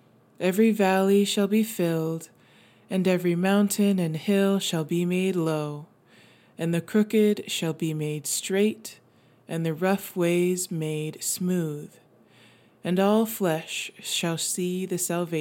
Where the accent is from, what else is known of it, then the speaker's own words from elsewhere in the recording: West Virginia, United States; Growing up in West Virginia, we saw lots of mountains and hills leveled for Interstate 64